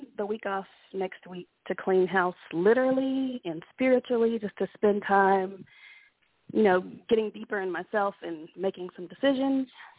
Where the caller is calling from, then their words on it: Dallas, Texas, United States; I'm calling in from the Dallas, Texas area.